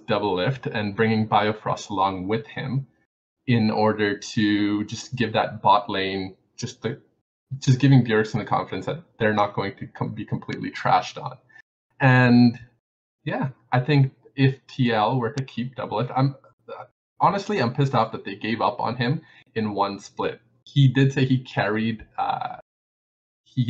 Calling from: Calgary, Alberta, Canada; I'm calling from Calgary, Canada

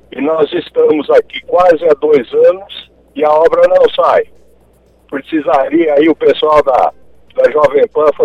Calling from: Maringá, Paraná, Brazil; Eu moro aqui no centro, Avenida Paraná, a Avenida Para

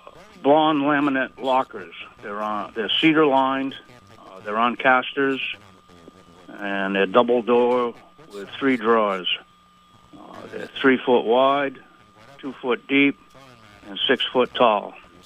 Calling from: South Hero, Vermont, United States; from South Hero.

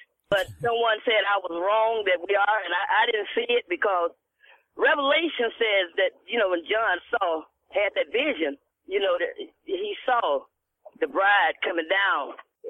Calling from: Kenosha, Wisconsin, United States; Kenosha, Wisconsin.

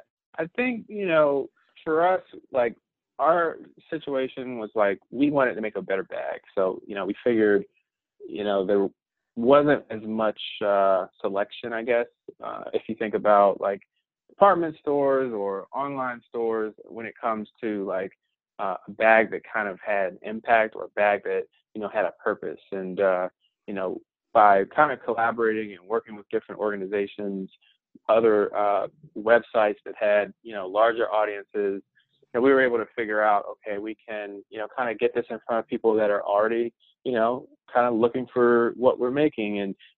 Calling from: Norfolk, Virginia, United States; I'm calling you from Norfolk, Virginia.

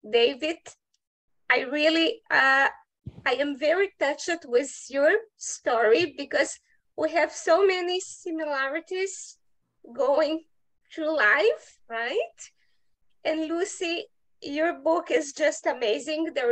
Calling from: Curitiba, Paraná, Brazil; I'm zooming from Brazil, from South Brazil, from a city called Curitiba.

